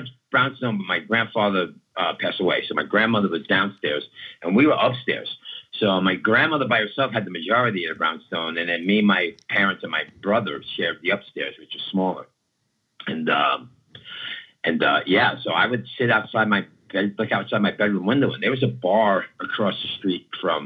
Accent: New York City, New York, United States; also born or lived in Southern California / Florida; now in California, United States; I was born in East New York, Brooklyn, in the 70s

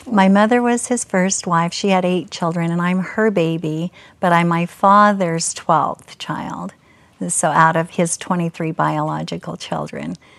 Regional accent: Murray, Utah, United States; I was raised in Murray, where the Fashion Place Mall is

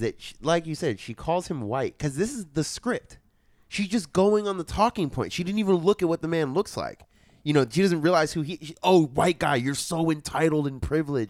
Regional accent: San Francisco, California, United States; I grew up in San Francisco in the 80s and 90s and 2000

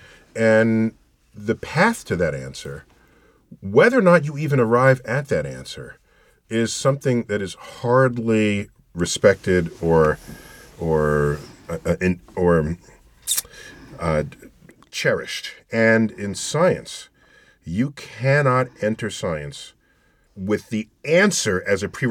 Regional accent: New York City, New York, United States; I grew up in the Bronx in a building that was 22 stories tall

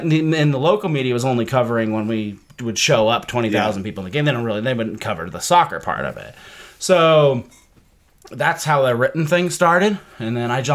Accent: Decatur, Illinois, United States; moved away as an adult; also born or lived in Dayton, Ohio / Greenville, South Carolina; I moved right after high school from Decatur, Illinois, which is a crappy town no one ever wants to live

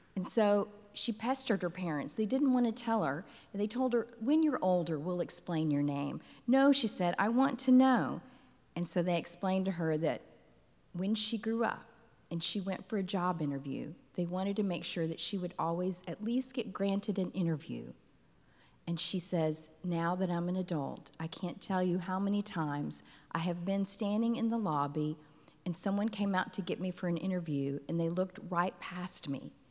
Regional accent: Texas, United States; now in Kansas City, United States; I grew up in Texas

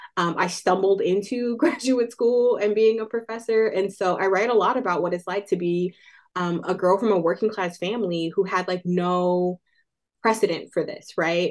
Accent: Oakland, California, United States; Oakland, California, which is my hometown

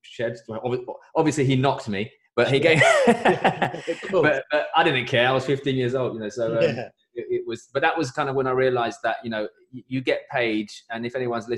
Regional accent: London, United Kingdom; I grew up in East London with my parents in a very, very modest, small terraced house

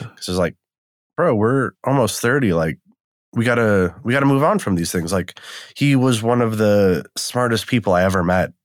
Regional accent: Wisconsin, United States; also born or lived in Eastern Washington; now in Washington, United States; I'm from Wisconsin. I live in Washington now.

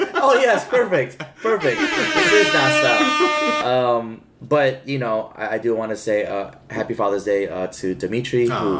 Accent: California, United States; And I'm from Cali, you know.

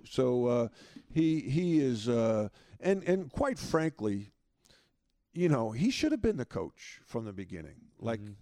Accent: Long Island, New York, United States; grow up where I grew up on Long Island with great parents

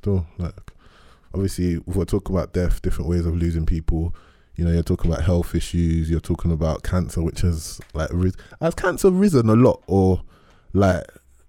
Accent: Nigeria; So, you know, as a Nigerian person, we thought there are some things that he's dealt with as being the oldest person in this situation

